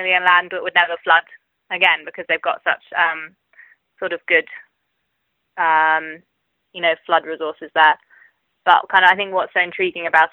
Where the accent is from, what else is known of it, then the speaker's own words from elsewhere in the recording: Cambridgeshire, East of England, United Kingdom; now in Oxford, United Kingdom; I grew up in Cambridgeshire